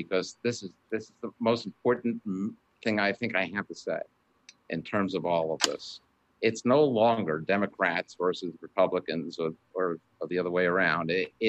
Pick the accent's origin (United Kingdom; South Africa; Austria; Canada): Canada; now in United States; No, I'm a Canadian. Well, my father was Canadian. My mother was American. I'm American in heart. I love this country.